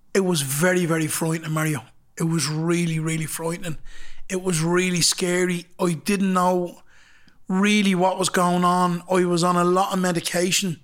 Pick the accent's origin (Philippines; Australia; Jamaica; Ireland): Ireland; Dublin, Leinster; also born or lived in Temple Bar, Dublin; I come from Ballymun